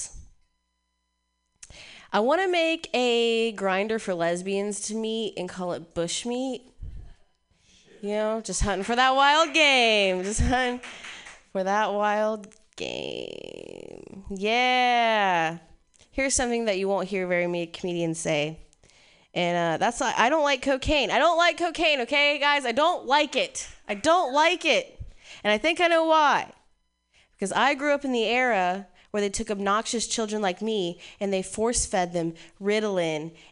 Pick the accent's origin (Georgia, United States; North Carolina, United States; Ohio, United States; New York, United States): Ohio, United States; moved away; I'm from Ohio. Yeah, growing up in the Midwest was interesting